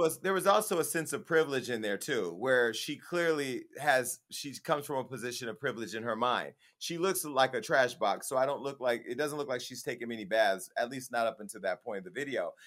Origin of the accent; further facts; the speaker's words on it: the Bay Area, California, United States; now in Los Angeles, United States; I'm from the Bay